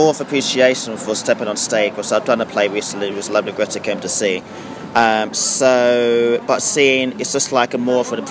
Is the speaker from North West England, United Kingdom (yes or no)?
no; London, United Kingdom; also born or lived in Kent / Oxford; born in London, so I was born in. So born and bred. Born and bred.